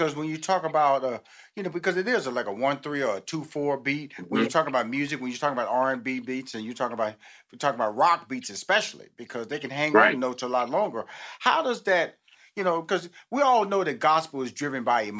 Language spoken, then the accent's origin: English; Houston, Texas, United States; because I come from a big family, Molly. You know, I'm from Houston, mm-hmm. Texas. I have six sisters, two brothers.